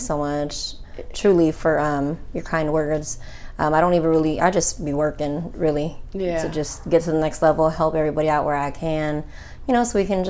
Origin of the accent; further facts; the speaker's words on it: California, United States; I need you to come and move down because we're all from California.